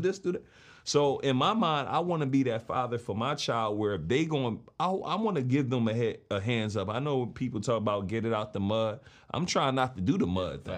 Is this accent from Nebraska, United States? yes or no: no; Philadelphia, Pennsylvania, United States; I'm from West Philly